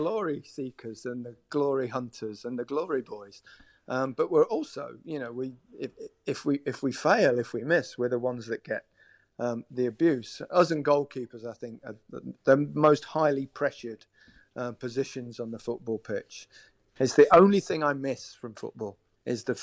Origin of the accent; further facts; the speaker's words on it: Leicester, East Midlands, United Kingdom; also born or lived in Merseyside; my hometown, Leicester